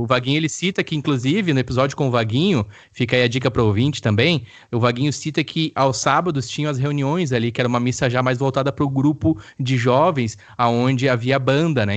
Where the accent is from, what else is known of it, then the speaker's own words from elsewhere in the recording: Campo Bom, Rio Grande do Sul, Brazil; also born or lived in Araricá; eu sou nascido de Campo Bom. Fui e morei em um tempo em uma chácara em Araricá com a minha família, e aí voltamos para Campo Bom